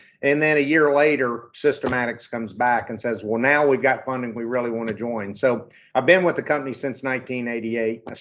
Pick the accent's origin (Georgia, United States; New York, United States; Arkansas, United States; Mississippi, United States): Arkansas, United States; I was born and raised in Arkansas.